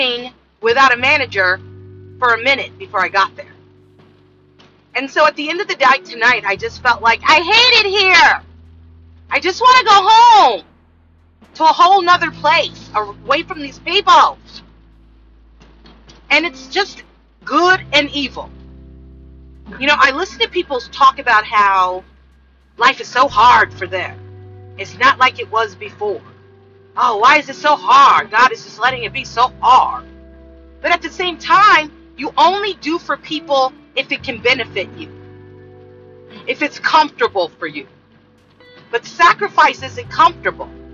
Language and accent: English; California, United States; I grew up with in California